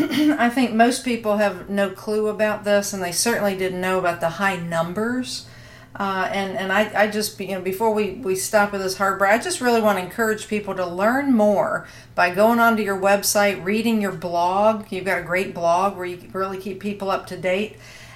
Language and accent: English; United States; as an American and as an American woman